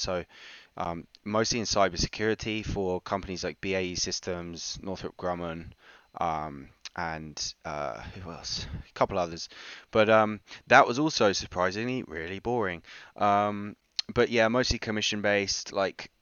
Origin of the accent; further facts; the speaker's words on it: United Kingdom; also born or lived in New York; I grew up just outside of London, in a pretty shit neighborhood